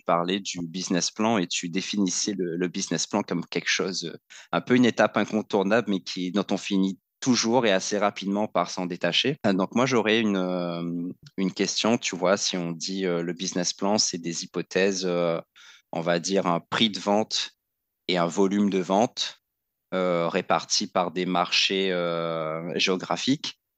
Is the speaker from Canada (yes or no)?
no; Réunion, France; des, freins qu'on se met en tant que, en tant que réunionnais, en tant qu'ultramarin, euh, de ne pas se sentir à la hauteur